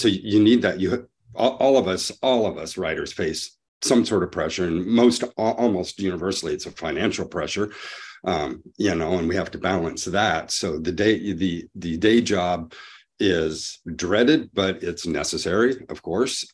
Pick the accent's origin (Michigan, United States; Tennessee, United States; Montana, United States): Montana, United States; I'm from Montana, but right now I'm visiting, um, my son in Savannah